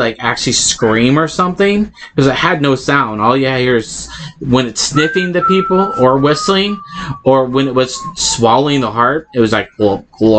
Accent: Oregon, United States; born there; also born or lived in Southern US; I lived in the South. I was born in Oregon.

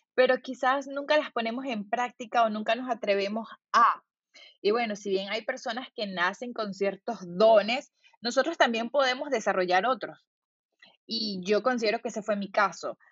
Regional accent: Valencia, Carabobo, Venezuela; moved away as an adult; also born or lived in California, United States; yo soy de Valencia

